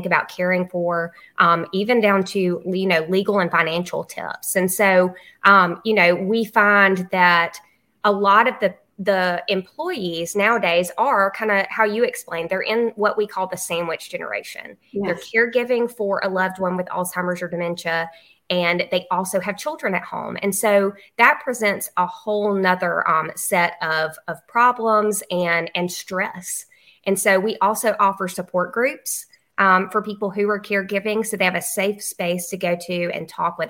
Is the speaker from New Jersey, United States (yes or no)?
no; Luverne, Alabama, United States; I'm from Laverne, Alabama